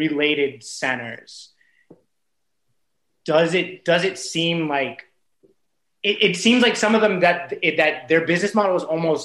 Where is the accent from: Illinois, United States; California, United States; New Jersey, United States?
California, United States; Simi Valley; I grew up in Simi Valley